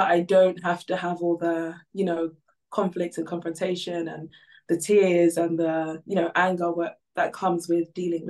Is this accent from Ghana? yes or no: yes; Ghana; now in United Kingdom; So originally I'm from Ghana.